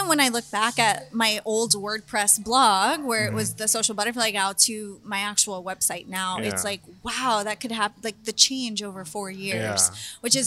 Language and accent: English; Mission, Texas, United States; moved away as an adult; also born or lived in San Marcos, Texas; now in San Antonio, United States; I'm originally from Mission.